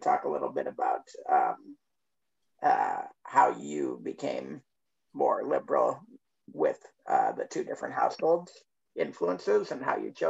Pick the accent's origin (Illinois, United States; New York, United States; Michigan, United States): Michigan, United States; I'm from Michigan, which is the real Midwest.